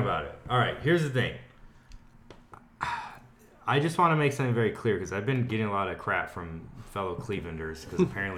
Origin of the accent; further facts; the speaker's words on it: Houston, Texas, United States; I'm from Houston.